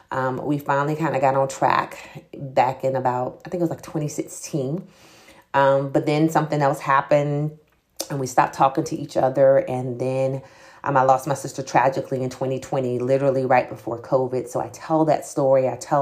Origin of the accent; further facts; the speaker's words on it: Jacksonville, Florida, United States; also born or lived in Atlanta / Alabama / Arkansas; I was born in Jacksonville, Florida. So I am a Floridian. However, I've lived in the Atlanta area. I've lived in Alabama. I've lived in Arkansas, and now I'm back in Florida.